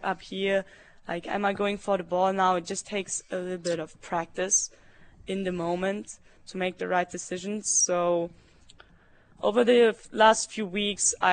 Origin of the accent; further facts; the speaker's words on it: Germany; English is a second language; moved away as an adult; now in Norman, United States; in Germany, you have to take English in school, beginning fifth grade